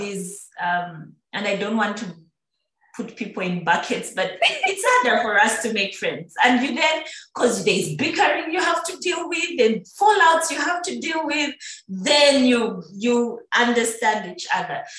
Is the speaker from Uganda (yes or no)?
yes; Busoga, Uganda; moved away; I'm on Soga